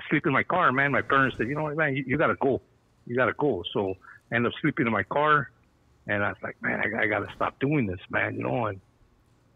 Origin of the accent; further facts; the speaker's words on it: San Gabriel Valley, California, United States; I grew up in the San Gabriel Valley